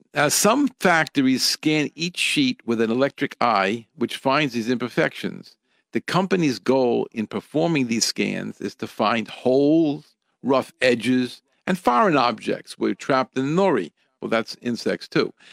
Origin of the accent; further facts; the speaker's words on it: United States; from where I grew up here in America